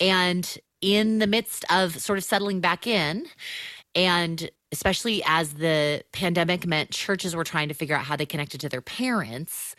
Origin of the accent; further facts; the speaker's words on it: Southern California, United States; moved away as an adult; also born or lived in Chicago area; I'm a Southern Californian, and, uh, have spent all my life here, minus five years, uh, in the Chicago area